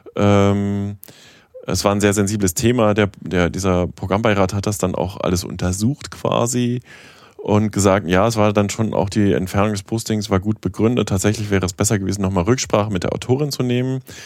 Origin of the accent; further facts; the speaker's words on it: West Germany, Germany; moved away as an adult; now in East Germany, Germany; ich komme aus dem Westen, ich habe eine bestimmte Vorerfahrung. Ja, ich bin jetzt auch schon seit fast 20 Jahren in Ostdeutschland